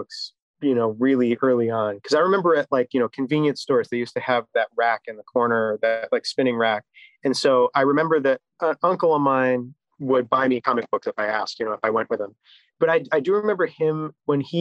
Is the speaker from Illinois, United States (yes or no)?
yes; Chicago, Illinois, United States; I'm from Chicago